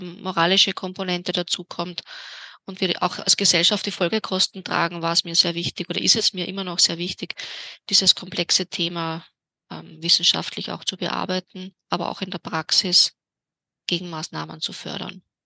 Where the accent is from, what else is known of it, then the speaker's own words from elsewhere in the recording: Vienna, Austria; in meiner Heimatstadt Wien